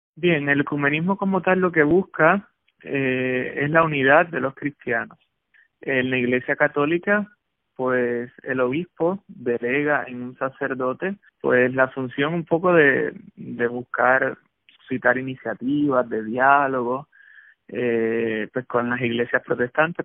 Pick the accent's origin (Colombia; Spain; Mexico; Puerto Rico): Puerto Rico; como puertorriqueños